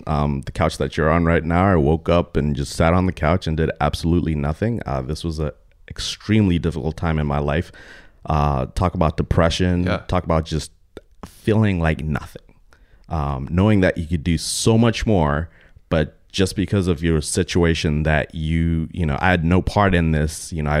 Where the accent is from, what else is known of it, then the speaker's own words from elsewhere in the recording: Texas, United States; Growing up in Texas, a lot of my best friends are hella conservative guys.